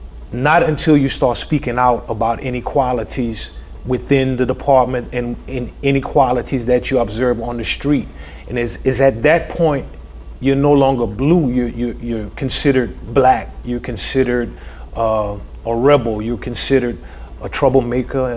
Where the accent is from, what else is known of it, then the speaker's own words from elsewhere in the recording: Lafayette, Louisiana, United States; from Lafayette, Louisiana, born and raised